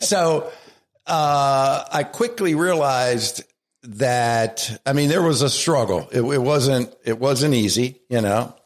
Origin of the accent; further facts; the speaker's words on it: Baltimore, Maryland, United States; accent: Baltimore; moved away as an adult; now in Scranton, United States; I was born in Baltimore and raised in Baltimore